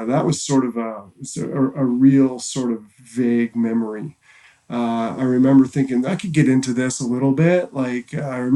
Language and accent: English; Halifax, Nova Scotia, Canada; moved away as an adult; now in Vancouver, Canada; growing up in Halifax